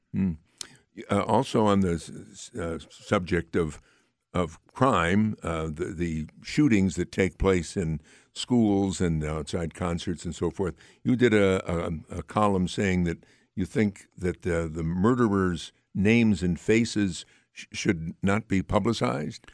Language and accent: English; Amsterdam, New York, United States; Amsterdam, primarily my hometown